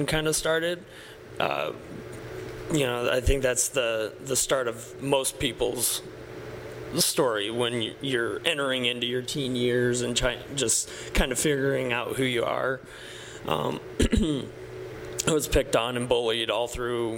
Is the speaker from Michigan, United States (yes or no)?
no; Sioux City, Iowa, United States; I grew up in Sioux City